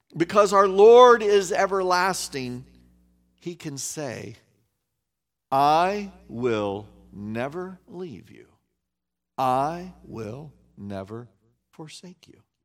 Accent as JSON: {"language": "English", "region": "Kansas", "country": "United States", "tie": "born or raised there", "said": "I grew up in Kansas, okay, the, near the geographical center of the United States"}